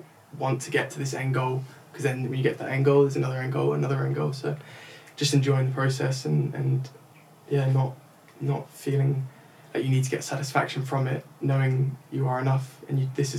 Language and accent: English; England, United Kingdom; first language English; being English, being from the United Kingdom